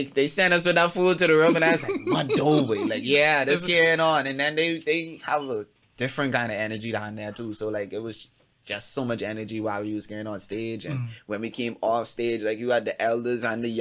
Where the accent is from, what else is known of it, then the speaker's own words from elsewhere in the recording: Bahamas; I'm from Abaco